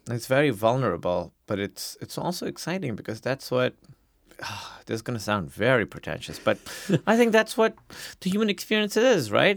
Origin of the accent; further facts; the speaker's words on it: Pakistan; now in United States; being a Pakistani immigrant yes, in America